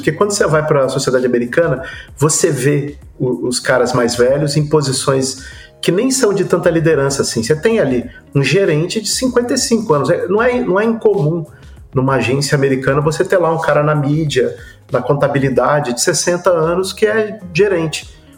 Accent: Brazil; a gente como brasileiro

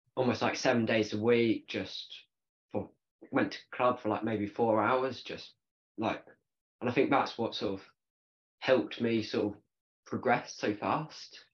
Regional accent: United Kingdom; so i'm a 16 year old barebow bow archer from the uk

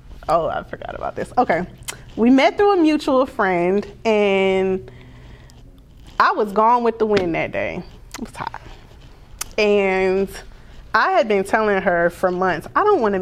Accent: the South, United States; I was raised in the South

